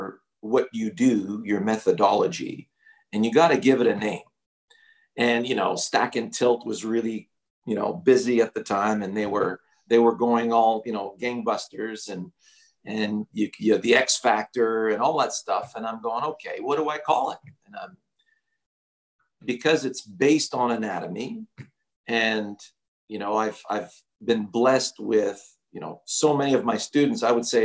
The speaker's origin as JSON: {"language": "English", "town": "Montreal", "region": "Quebec", "country": "Canada", "tie": "born or raised there"}